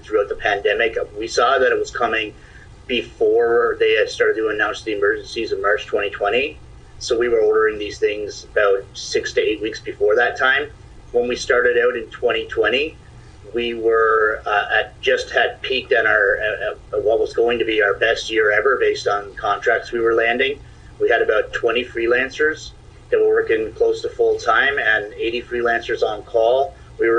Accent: Stephenville, Newfoundland and Labrador, Canada; moved away as an adult; also born or lived in Toronto, Ontario

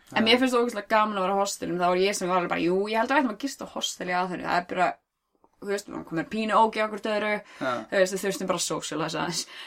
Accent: Iceland; þú er frá Íslandi

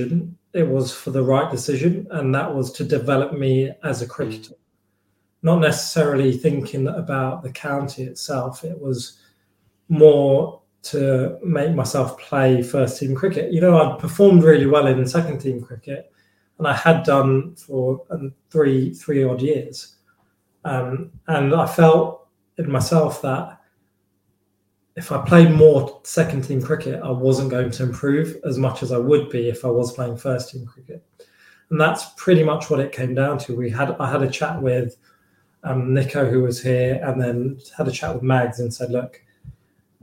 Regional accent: Chigwell, East of England, United Kingdom; moved away as an adult; now in Leicester, United Kingdom; where I grew up in Chigwell is, it's quite a nice area, to be fair.

